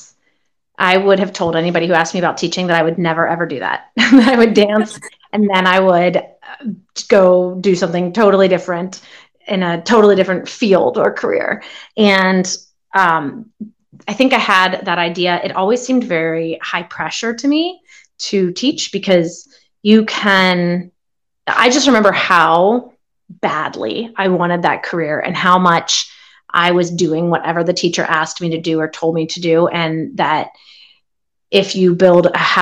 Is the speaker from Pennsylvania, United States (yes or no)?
yes; Johnstown, Pennsylvania, United States; moved away; I'm originally from Johnstown, Pennsylvania, so that's just kind of right in the center of the state